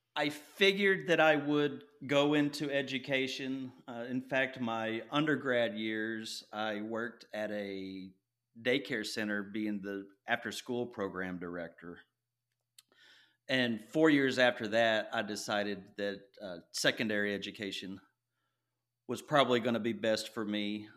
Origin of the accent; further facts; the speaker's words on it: Nacogdoches, Texas, United States; also born or lived in Longview, Texas; I was raised in East Texas, and you can probably hear that in my voice.